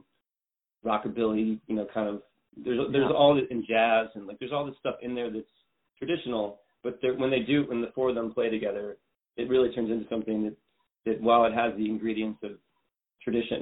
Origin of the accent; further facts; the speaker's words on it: United States; an American teenager, you know, in the 80s